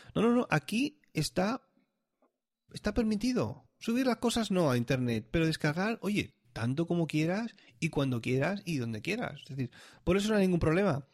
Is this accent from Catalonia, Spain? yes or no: yes; Catalonia, Spain; now in Switzerland; yo ya nací en Cataluña